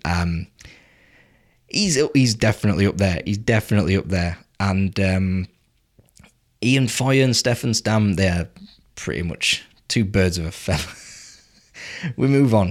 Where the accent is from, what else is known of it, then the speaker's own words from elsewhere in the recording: England, United Kingdom; I am English